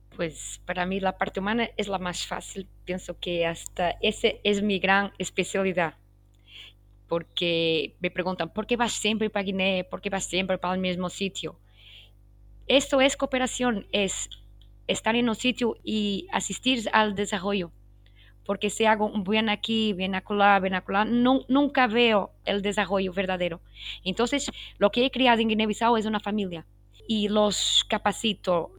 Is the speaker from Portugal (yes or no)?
yes; Portugal; first language Portuguese; Spanish is a second language; muchas obrigada en portugués, que es mi lengua nativa, y tengo mucho orgullo ser portuguesa